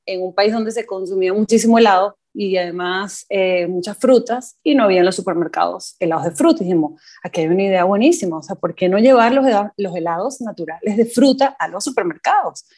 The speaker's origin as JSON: {"language": "Spanish", "country": "Venezuela", "tie": "born or raised there", "moved": "as an adult", "lives_now": "Costa Rica", "said": "soy nacida en Venezuela, eh, pero tengo ya casi 10 años en Costa Rica"}